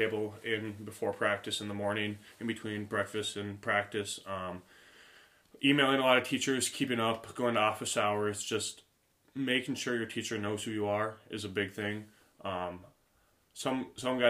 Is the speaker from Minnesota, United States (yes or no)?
yes; Watkins, Minnesota, United States; I'm from Watkins, Minnesota. Grew up on a small farm in a small town of about 1,000 people